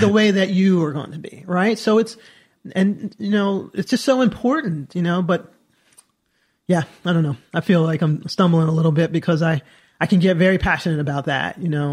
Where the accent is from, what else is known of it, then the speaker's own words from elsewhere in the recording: Southern Maryland, United States; I grew up in Southern Maryland